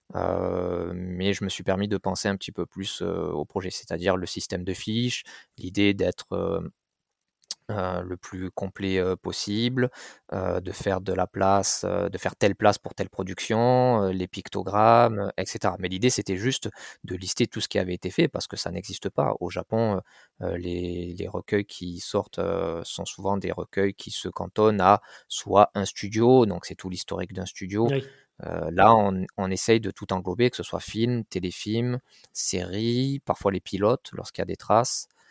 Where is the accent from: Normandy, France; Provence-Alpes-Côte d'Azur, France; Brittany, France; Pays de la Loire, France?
Provence-Alpes-Côte d'Azur, France; Marseille; j'ai grandi à Marseille, dans un quartier populaire